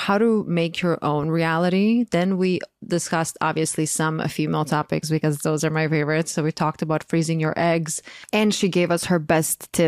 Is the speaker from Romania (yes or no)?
no; Croatia; moved away as an adult; now in United States; I'm born and raised in Croatia, I moved to the US when I was 22